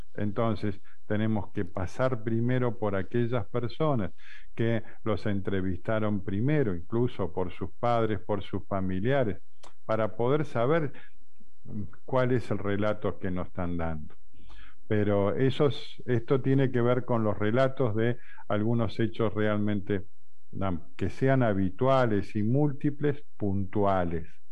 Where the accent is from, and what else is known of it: Argentina